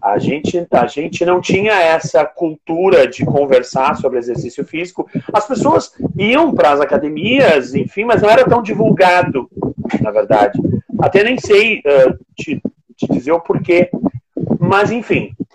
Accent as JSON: {"language": "Portuguese", "town": "Rio Grande", "region": "Rio Grande do Sul", "country": "Brazil", "said": "eu sou de Rio Grande, Rio Grande do Sul, uma cidade no extremo sul gaúcho"}